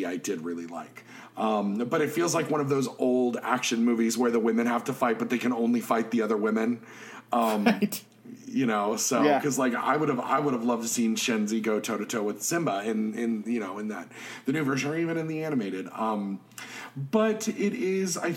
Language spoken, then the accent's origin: English; near Jamestown, Virginia, United States; I grew up near Jamestown.